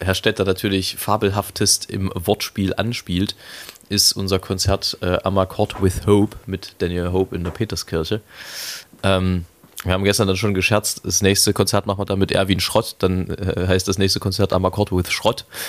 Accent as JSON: {"language": "German", "town": "Leipzig", "region": "Saxony", "country": "Germany", "tie": "born or raised there", "said": "Ich, ich bin ein Leipziger Original, wie das so schön heißt. Ein, ein authentisches, nicht zugezogenes, sondern schon immer hier stattgefunden habendes. Ähm, und Leipzig ist meine Heimat"}